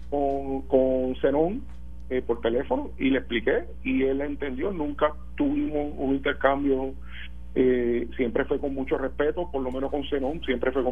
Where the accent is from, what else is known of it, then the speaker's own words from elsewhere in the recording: Puerto Rico; los puertorriqueños que somos unos y otros